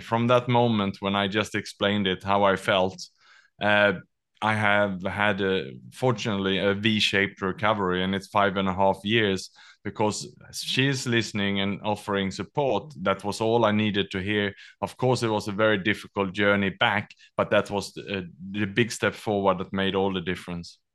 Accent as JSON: {"language": "English", "country": "Sweden", "tie": "born or raised there", "also_born_or_lived": "Australia / Southeast Asia", "moved": "yes", "lives_now": "Singapore", "said": "I was born in Sweden, educated in Australia, and then I lived and worked the last twenty years in Southeast Asia"}